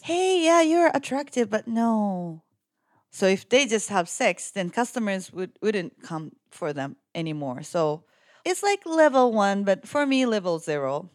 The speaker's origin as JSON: {"language": "English", "town": "Yokohama", "region": "Kanagawa", "country": "Japan", "tie": "born or raised there", "said": "I'm currently working as a reporter and kind of like a producer in Japan. And I was born and raised in Yokohama"}